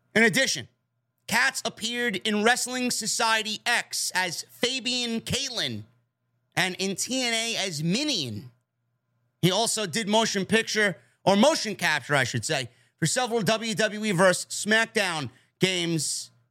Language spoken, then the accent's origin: English; New York City, New York, United States; Born and raised in the Bronx